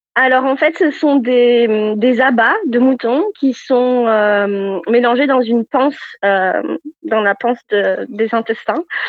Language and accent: French; France; moved away as an adult; also born or lived in Orkney Islands, Scotland; now in Edinburgh, United Kingdom; en tant que Français en Écosse